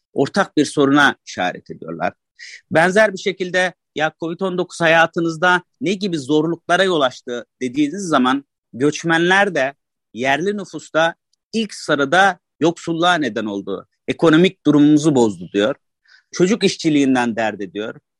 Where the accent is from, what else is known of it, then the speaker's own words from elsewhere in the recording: Turkey; Annem babam burada doğmuş, ben burada doğmuşum. Bu yüzden yerliyim.